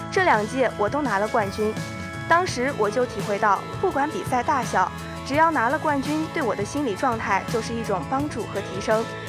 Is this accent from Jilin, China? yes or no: yes; Changchun, Jilin, China; moved away; 因为长春是我的家乡